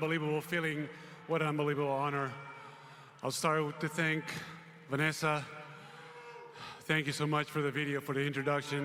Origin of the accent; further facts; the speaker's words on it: Spain; moved away as an adult; As a kid growing up in Spain